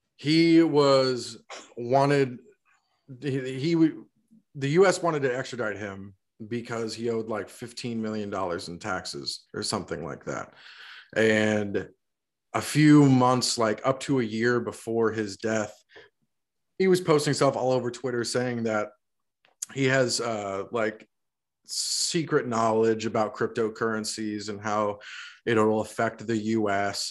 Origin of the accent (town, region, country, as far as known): Florida, United States; born or raised there; now in Georgia, United States